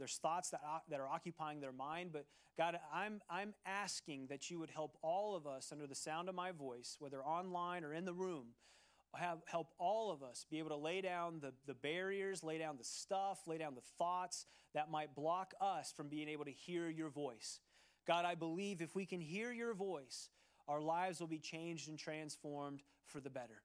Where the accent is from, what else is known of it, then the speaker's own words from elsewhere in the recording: Cincinnati, Ohio, United States; moved away; Growing up in Ohio, in the city of Cincinnati, the great city of Cincinnati